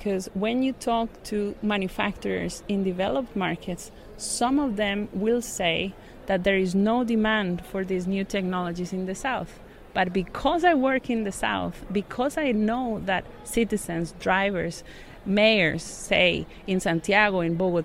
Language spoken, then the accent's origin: English; Costa Rica; I grew up in Costa Rica, and I do remember going to school in a third-hand bus that was imported from the US.